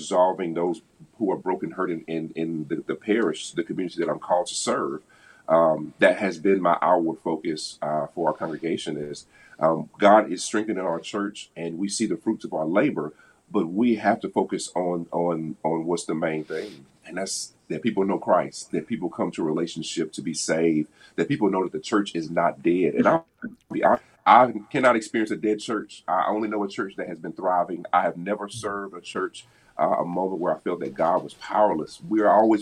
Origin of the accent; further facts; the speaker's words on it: the South, United States; now in Indianapolis, United States; I'm from the South.